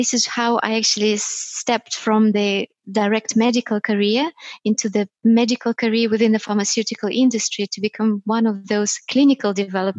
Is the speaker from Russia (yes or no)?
yes; Russia; moved away; geographically, I'm coming from Russia